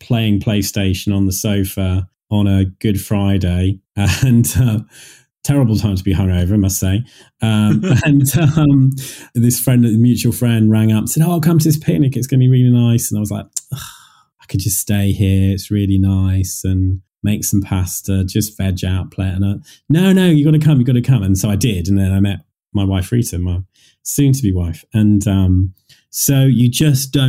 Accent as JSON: {"language": "English", "town": "Leamington Spa", "region": "West Midlands", "country": "United Kingdom", "tie": "born or raised there", "said": "this church in Leamington, my hometown"}